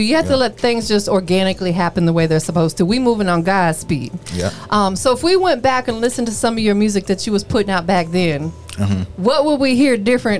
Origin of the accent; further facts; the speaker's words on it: Florida, United States; moved away as an adult; Because like, even though I live here now, I spent 39 years of my life growing up in Florida. So I'm just Florida to heart, man.